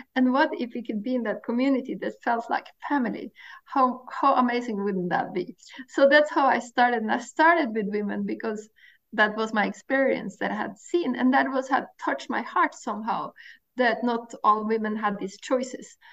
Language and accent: English; Norway; I grew up in Norway and I grew up on the coast of Norway